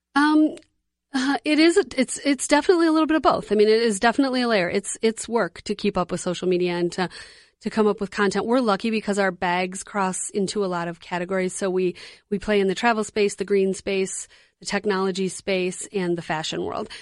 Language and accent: English; Detroit, Michigan, United States; moved away as an adult; now in Twin Cities, United States; I grew up in Detroit, but I've lived here in the Twin Cities for twenty-six, twenty-seven years